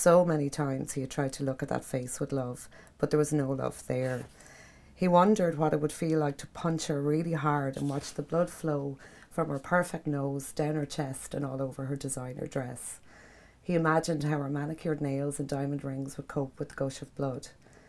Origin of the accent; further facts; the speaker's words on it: Kilmore Quay, County Wexford, Ireland; I grew up down in Kilmarnock. I chased fishermen up and down the pier in Kilmarnock